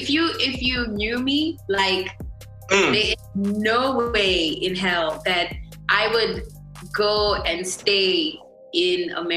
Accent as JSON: {"language": "English", "town": "Mutare", "region": "Manicaland", "country": "Zimbabwe", "tie": "born or raised there", "also_born_or_lived": "Bulawayo", "said": "Yeah, so I was born in Bulawayo, moved a lot. And then from, I think, I should say my teenage years to my adulthood was in Mutare."}